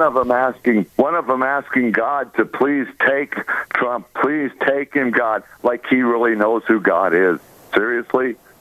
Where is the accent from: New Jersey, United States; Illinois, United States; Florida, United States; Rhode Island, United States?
Illinois, United States; Chicago; my hometown of Chicago